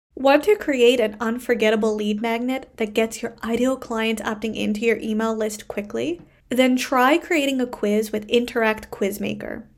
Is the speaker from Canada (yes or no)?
yes; Canada; I am a Canadian social worker